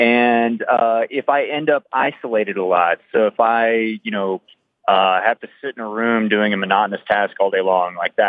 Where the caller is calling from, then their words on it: Lafayette, Colorado, United States; Calling from Lafayette, Colorado.